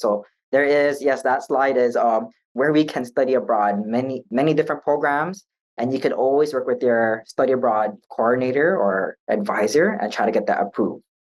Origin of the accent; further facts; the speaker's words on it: Hawaii, United States; I was by myself from Hawaii